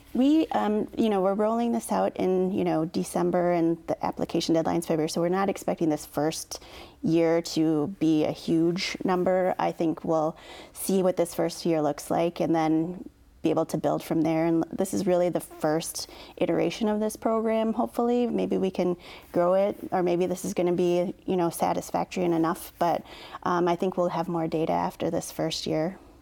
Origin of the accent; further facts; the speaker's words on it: Oneida Indian Reservation, Wisconsin, United States; I grew up on the Oneida Indian Reservation.